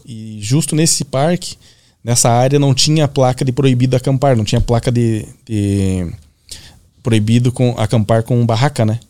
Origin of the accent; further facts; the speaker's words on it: Gaúcho, Rio Grande do Sul, Brazil; pra nós, gaúcho